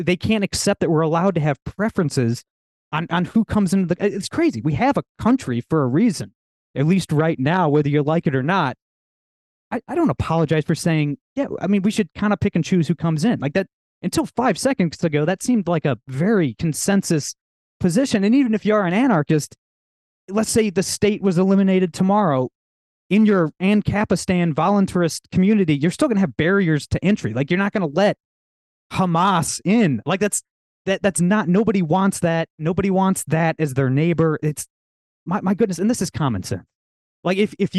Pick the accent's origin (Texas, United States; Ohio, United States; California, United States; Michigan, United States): Ohio, United States; I'm from Ohio, always have been